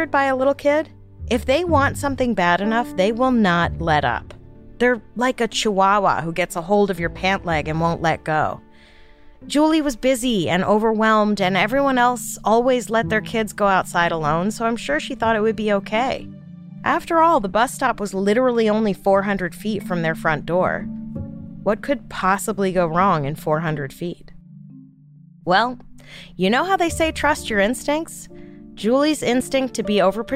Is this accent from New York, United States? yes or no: yes; New York City, New York, United States; growing up in New York City, my friends and I kinda had free rein over our neighborhood